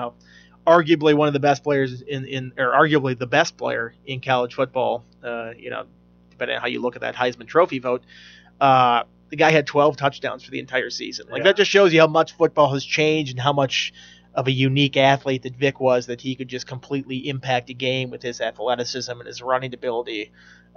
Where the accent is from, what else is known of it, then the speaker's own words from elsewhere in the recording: Minnesota, United States; now in Virginia, United States; as a Minnesotan